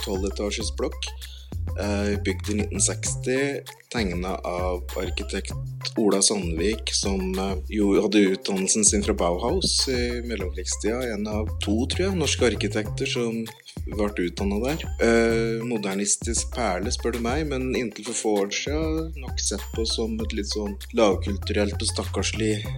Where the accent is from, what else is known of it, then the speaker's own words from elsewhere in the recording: Veldre, Innlandet, Norway; now in Oslo, Norway; opprinnelig så vokste jeg opp i i ei bygd eh, nord for Brumunddal som heter Veldre